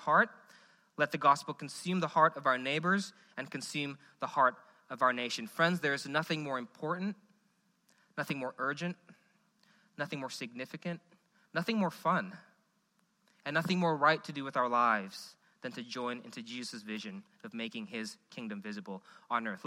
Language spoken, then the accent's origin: English; Indonesia; now in Memphis, United States; I'm from Indonesia.